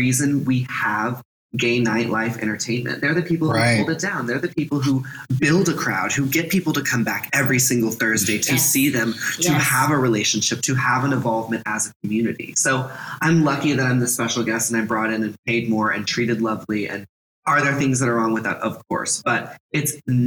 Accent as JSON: {"language": "English", "region": "Texas", "country": "United States", "tie": "born or raised there", "also_born_or_lived": "California / Oak Cliff, Dallas, Texas", "moved": "yes", "said": "I grew up in Texas"}